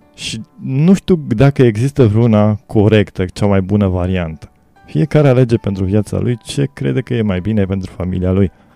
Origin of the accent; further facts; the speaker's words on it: Romania; moved away as an adult; now in England, United Kingdom; ca român aici în Anglia și trăiesc de ceva ani aici